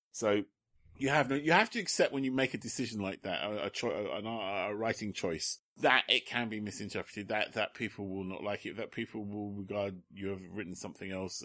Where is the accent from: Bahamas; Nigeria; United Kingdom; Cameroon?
United Kingdom; London; I'm born in London because my parents are Londoners and I was a Londoner.